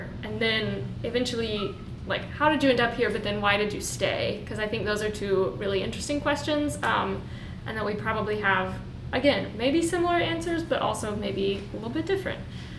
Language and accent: English; Birmingham, Alabama, United States; also born or lived in Lexington, Kentucky, United States; and I'm from Birmingham, Alabama, and or Lexington, Kentucky. That's my fun thing. I'm from back and forth between two places.